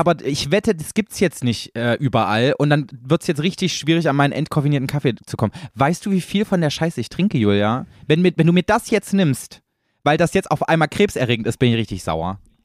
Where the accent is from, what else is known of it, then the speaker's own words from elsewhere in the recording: East Germany, Germany; Ich komme ja selber aus dem Osten